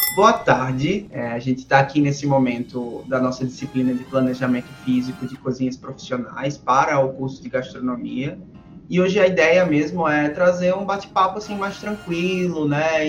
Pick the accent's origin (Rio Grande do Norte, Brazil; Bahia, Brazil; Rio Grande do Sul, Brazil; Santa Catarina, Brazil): Rio Grande do Norte, Brazil; Natal; da minha cidade natal, Natal, Rio Grande do Norte